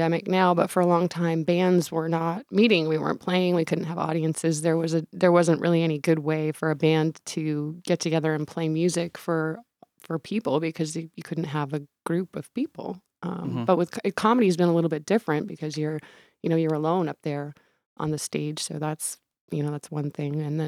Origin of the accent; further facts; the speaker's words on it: Aroostook County, Maine, United States; I'm from Aroostook County.